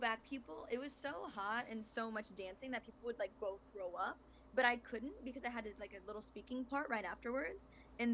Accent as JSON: {"language": "English", "region": "Iowa", "country": "United States", "said": "So originally I'm from Iowa, which is like the Midwest, like small town kind of thing"}